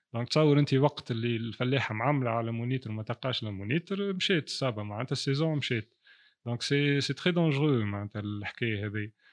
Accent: Tunisia; عندنا في تونس

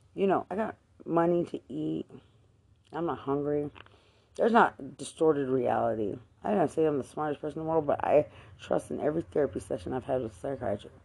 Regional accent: Lubbock, Texas, United States; I'm Hispanic from Lubbock

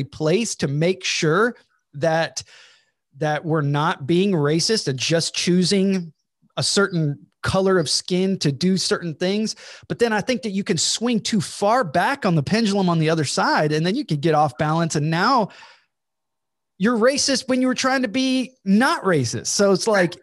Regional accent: Georgia, United States; I'm from Georgia

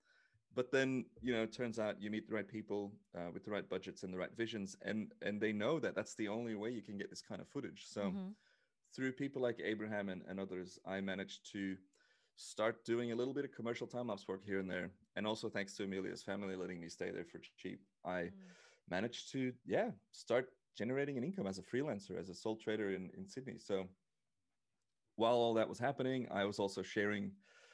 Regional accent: Belgium; moved away as an adult; also born or lived in Australia; I am Australian, but I am actually Belgian. I've only been Australian for a year and a bit now.

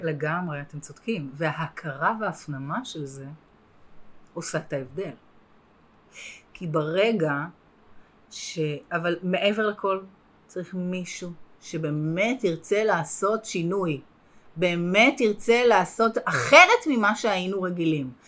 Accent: Herzliya, Tel Aviv District, Israel; גדלתי בהרצליה

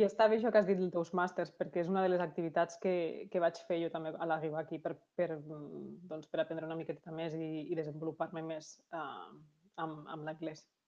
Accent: Lleida, Catalonia, Spain; moved away as an adult; now in Canada; sempre dic que sóc de Barcelona, perquè aquí la, la gent malauradament no coneix Lleida

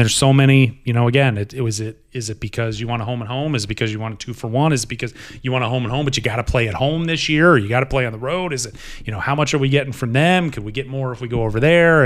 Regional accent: Ohio, United States; born or raised there; also born or lived in Norristown, Pennsylvania / Augusta; now in Paducah, United States

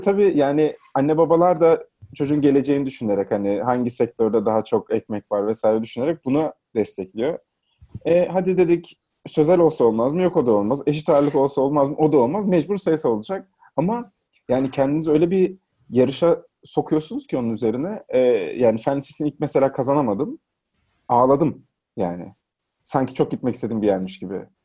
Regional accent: Trabzon, Turkey; moved away as an adult; now in Istanbul, Turkey; Trabzon'da doğdum, büyüdüm

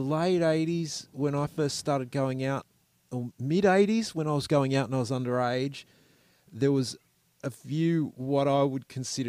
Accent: Sydney, New South Wales, Australia; moved away as an adult; also born or lived in Melbourne; I'm from Sydney.

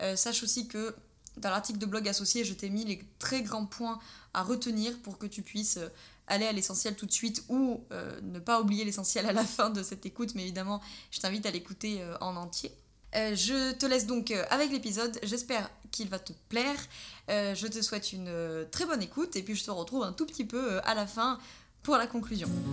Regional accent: Drôme provençale, Auvergne-Rhône-Alpes, France; nous sommes originaires de Drôme provençal

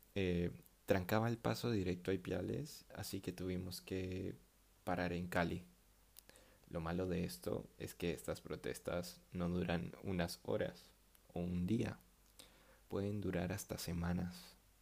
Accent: Venezuela; moved away as an adult; also born or lived in Peru; me fui de Venezuela

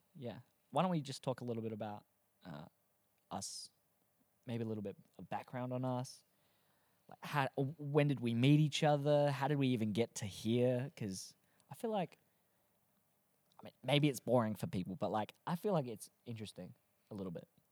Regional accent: Australia; also born or lived in Adelaide, South Australia; we're all Aussie, if you can't tell by the thick accent

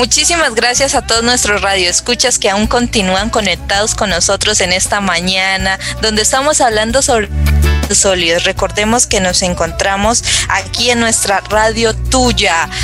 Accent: La Paila, Valle del Cauca, Colombia; yo soy de La Paila, Valle del Cauca, no soy de Cali, sino que soy de aquí, de la zona norte del valle

